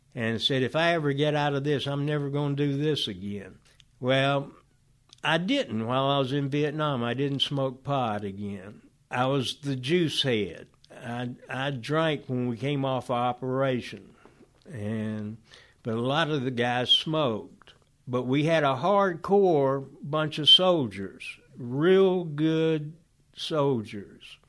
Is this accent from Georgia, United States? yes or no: yes; Oxford, Georgia, United States; also born or lived in Griffin, Georgia; we moved when I was one month old to Oxford, Georgia, to the Emory University, uh, Oxford College